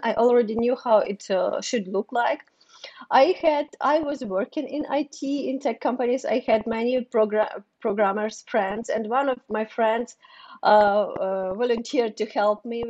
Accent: Ukraine; English is a second language; moved away as an adult; also born or lived in Kyiv; now in New York City, United States; I'm from Ukraine.

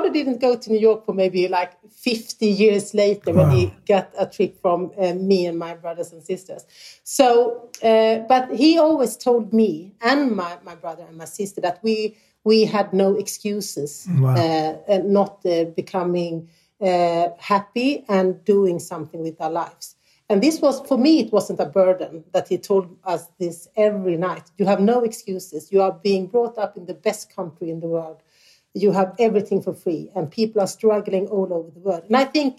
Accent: Sweden; also born or lived in Malmö; Growing up in Småland, in this small village

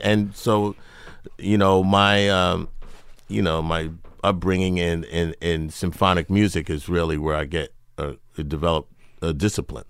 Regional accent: New York City, New York, United States; I grew up in New York City

